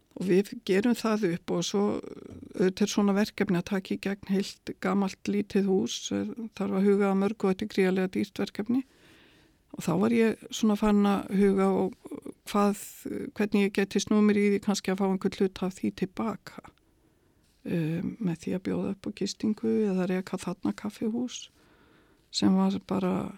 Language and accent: Icelandic; Dalvík, Northeastern Region, Iceland; það var dásamlegt að alast upp á Dalvík